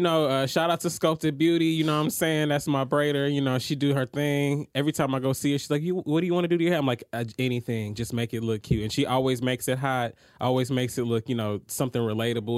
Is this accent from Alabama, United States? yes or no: no; Atlanta, Georgia, United States; I'm from Atlanta